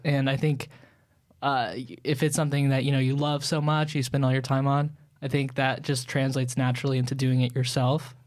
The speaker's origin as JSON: {"language": "English", "area": "Long Island", "region": "New York", "country": "United States", "tie": "born or raised there", "said": "where I grew up on Long Island, New"}